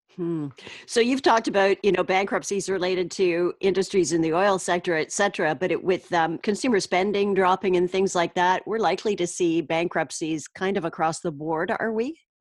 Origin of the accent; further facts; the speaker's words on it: Canada